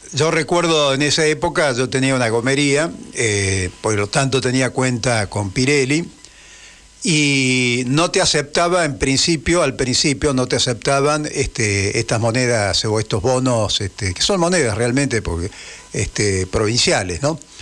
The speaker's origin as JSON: {"language": "Spanish", "country": "Argentina"}